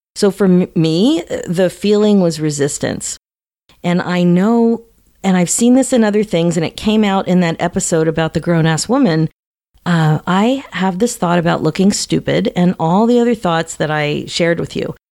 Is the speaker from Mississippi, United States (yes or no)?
no; Philadelphia, Pennsylvania, United States; moved away; I haven't been in Philly in several years, and I'm from Philadelphia